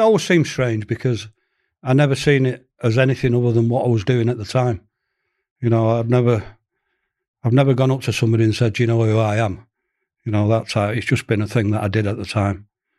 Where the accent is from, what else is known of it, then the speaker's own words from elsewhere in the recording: Manchester, North West England, United Kingdom; I'm a Mancunian, born and bred